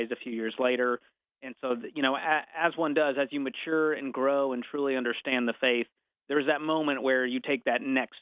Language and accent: English; Boston, Massachusetts, United States; moved away; I grew up outside of Boston, Massachusetts